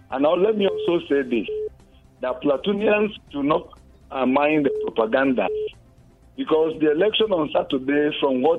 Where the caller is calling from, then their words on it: Jos, Plateau, Nigeria; I'm calling you from Jos.